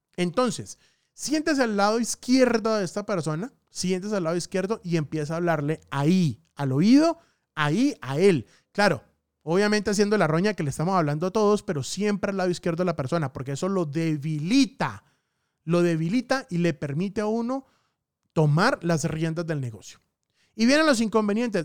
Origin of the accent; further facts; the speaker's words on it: Bucaramanga, Santander, Colombia; moved away; mi tierrita hermosa, Bucaramanga